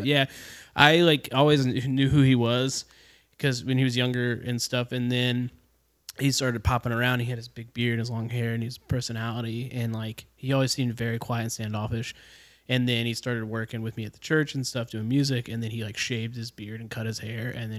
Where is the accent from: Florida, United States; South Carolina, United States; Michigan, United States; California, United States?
Florida, United States; Jacksonville; So when I was born in Jacksonville.